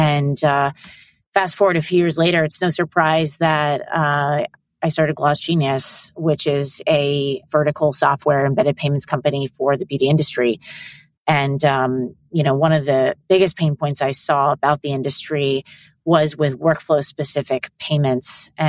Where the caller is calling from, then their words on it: New York City, New York, United States; I am calling in from New York City.